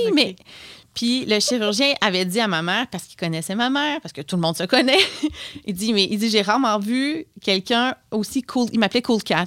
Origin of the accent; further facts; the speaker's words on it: Notre-Dame-du-Lac, Quebec, Canada; moved away as an adult; je viens du Bas-Saint-Laurent, mais j'ai fait mes études au cégep Sainte-Foy